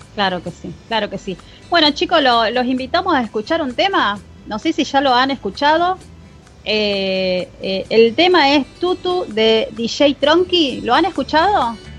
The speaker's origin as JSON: {"language": "Spanish", "country": "Argentina", "said": "nosotros somos muy matero acá los argentinos"}